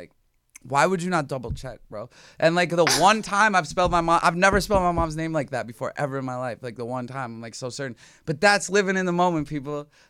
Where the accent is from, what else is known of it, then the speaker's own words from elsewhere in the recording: Minnesota, United States; Like I'm from Minnesota.